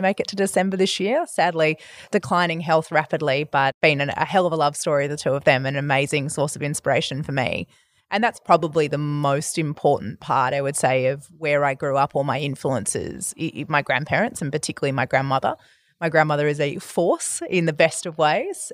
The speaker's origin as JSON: {"language": "English", "town": "Perth", "region": "Western Australia", "country": "Australia", "tie": "born or raised there", "also_born_or_lived": "Albany, Western Australia / Denmark, Western Australia", "moved": "as an adult", "lives_now": "Melbourne, Australia", "said": "I grew up in Western Australia. I've been a Melbourne resident"}